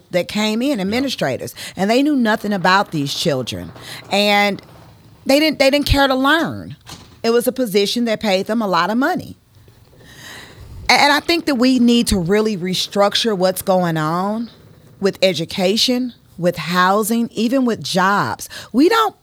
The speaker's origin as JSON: {"language": "English", "town": "St. Louis", "region": "Missouri", "country": "United States", "also_born_or_lived": "Atlanta, Georgia", "moved": "yes", "said": "I am from the city of St. Louis"}